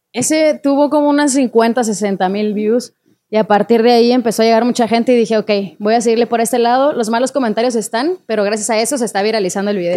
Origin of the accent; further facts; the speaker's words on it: Chihuahua, Mexico; yo soy de Chihuahua